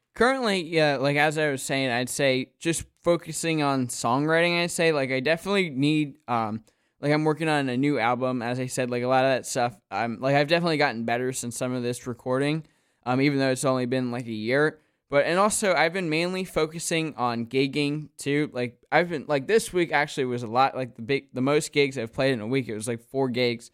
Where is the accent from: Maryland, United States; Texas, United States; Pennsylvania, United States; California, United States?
Pennsylvania, United States; Wyomissing; I'm kinda from the Philly area